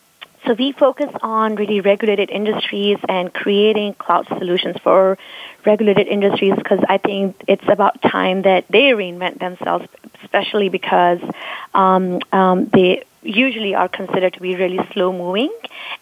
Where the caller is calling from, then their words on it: Houston, Texas, United States; I am in Houston, Texas, in my hotel room.